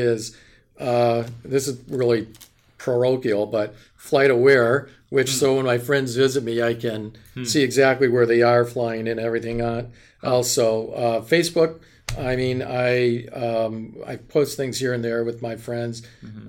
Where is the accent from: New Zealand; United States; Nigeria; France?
United States; Wisconsin; I'm from Wisconsin